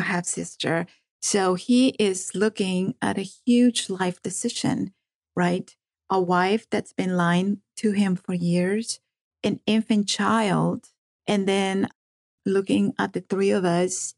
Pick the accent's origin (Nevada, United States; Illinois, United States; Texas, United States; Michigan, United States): Nevada, United States; Las Vegas; first language Spanish; English is a second language; also born or lived in Compton, California; I grew up in Las Vegas. I went to UNLV, graduated from UNLV